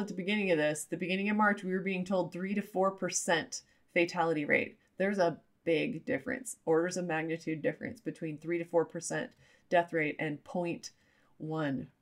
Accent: Utah, United States; I'm from Utah. I am former LDS or Mormon. And so that's one of the great things from my culture and the way I was raised

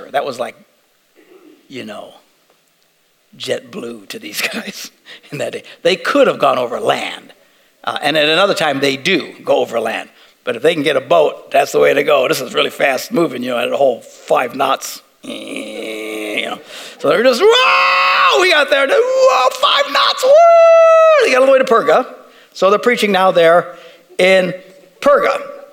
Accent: Green Bay, Wisconsin, United States; We're from Green Bay.

